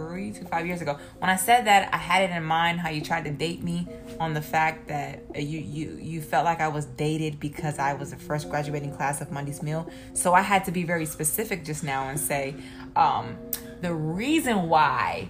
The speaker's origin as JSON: {"language": "English", "town": "Atlanta", "region": "Georgia", "country": "United States", "tie": "born or raised there", "said": "I was raised on the South Side of Atlanta"}